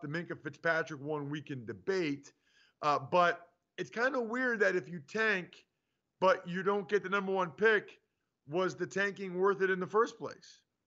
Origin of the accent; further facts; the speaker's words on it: outside of Philadelphia, Pennsylvania, United States; I grew up and live outside of Philadelphia